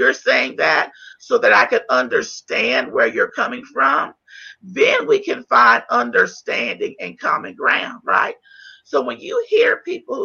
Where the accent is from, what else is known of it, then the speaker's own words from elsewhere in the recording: North Carolina, United States; I'm from North Carolina